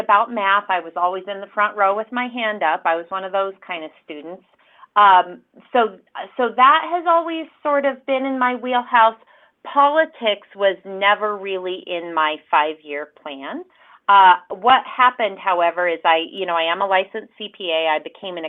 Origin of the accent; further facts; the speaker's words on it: Riverton, Wyoming, United States; moved away as an adult; also born or lived in Casper, Wyoming; now in Cheyenne, United States; that's where I went to middle school, high school, proud Wolverine